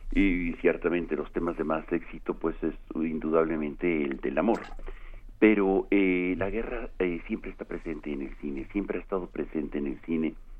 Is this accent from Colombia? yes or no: no; Mexico